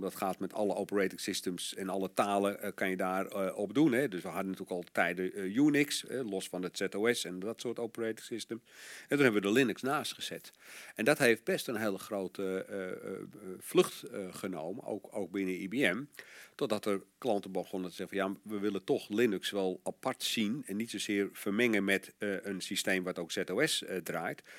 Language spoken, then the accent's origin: Dutch; Netherlands; als Nederlander